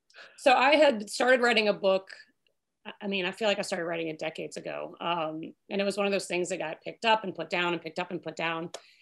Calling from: Suffolk, Virginia, United States; So I am in Suffolk, Virginia, which is southeastern Virginia. We actually border North Carolina, so not far from Virginia Beach, not far from the Outer Banks.

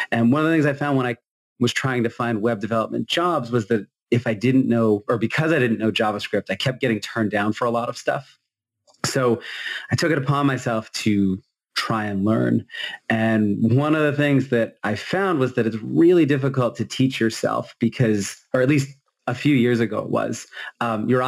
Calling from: Massachusetts, United States; Hey, everyone. I'm coming in from Massachusetts since that's apparently what we're doing.

